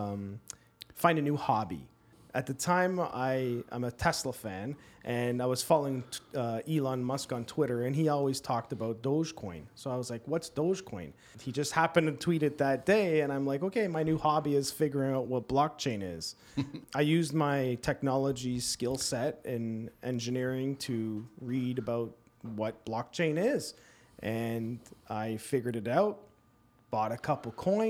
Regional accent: Toronto, Ontario, Canada; now in Guelph, Canada; I currently live in Guelph, born and raised in Toronto.

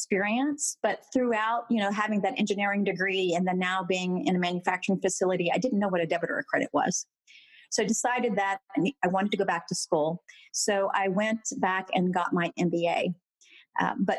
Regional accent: Texas, United States; I am a first generation Texan. So my parents actually immigrated from Asia. And I did all my formative education in Texas

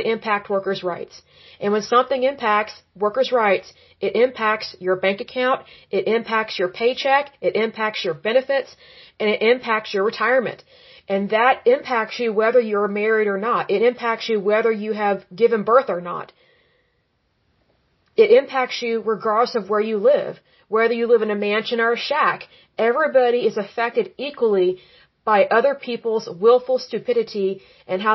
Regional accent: Oklahoma, United States; I was born and raised in Oklahoma

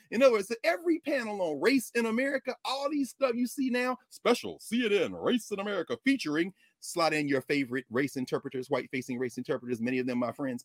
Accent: the South, United States; I grew up in the South.

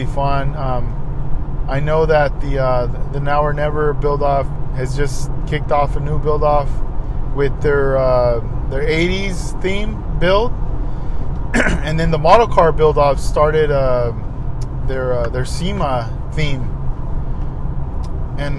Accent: Oxnard, California, United States; also born or lived in Ventura / Los Angeles; growing up in Oxnard

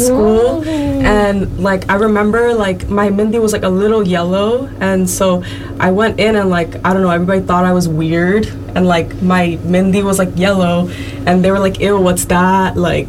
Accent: New York City, New York, United States; also born or lived in Woodside, Queens; me and my sister, we grew up in New York City, mostly like Manhattan, which doesn't have many Bengalis there.

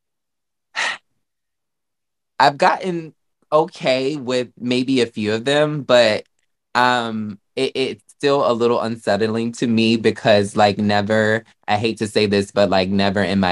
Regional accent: the South, United States; now in New York, United States; I'm from the South

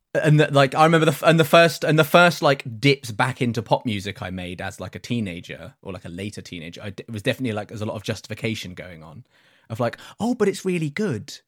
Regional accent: United Kingdom; we are three British

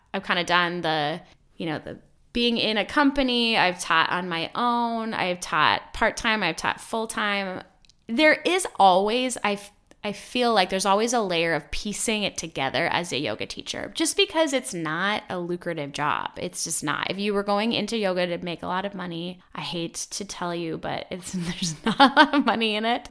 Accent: Midwest, United States; I grew up in the Midwest

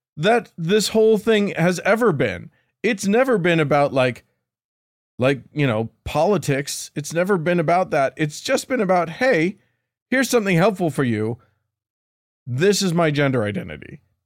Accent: Salt Lake City, Utah, United States; me growing up in Salt Lake

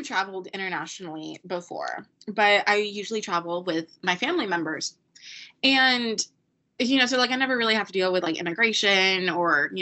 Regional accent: United States; I was an American

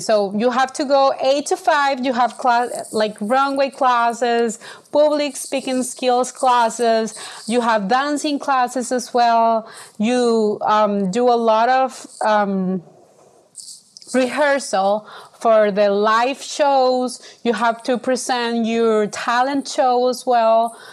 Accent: Venezuela; born or raised there

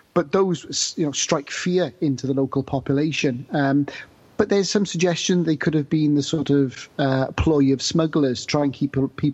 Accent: Newport, Wales, United Kingdom; I grew up in Newport in South Wales

